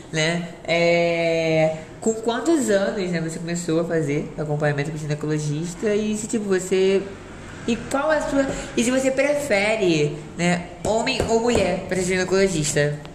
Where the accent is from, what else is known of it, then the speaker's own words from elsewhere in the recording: Rio de Janeiro, Brazil; Eu sou carioca